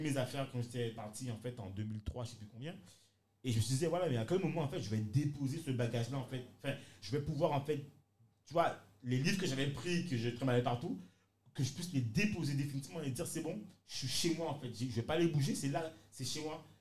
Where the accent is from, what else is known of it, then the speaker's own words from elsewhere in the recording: Guadeloupe; moved away; also born or lived in France / England; j'étais Guadeloupéen ou même Antillais